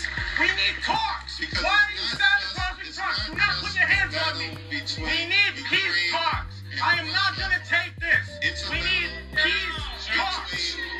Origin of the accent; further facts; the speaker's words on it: New York City, New York, United States; I'm a New Yorker too.